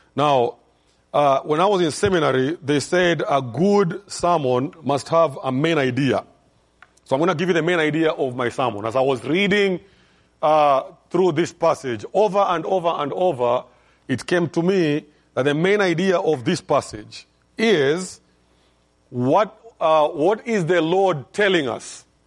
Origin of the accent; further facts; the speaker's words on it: Kenya; I'm from Kenya